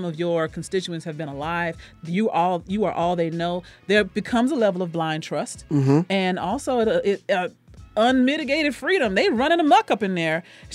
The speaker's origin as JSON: {"language": "English", "region": "Texas", "country": "United States", "said": "I'm from Texas."}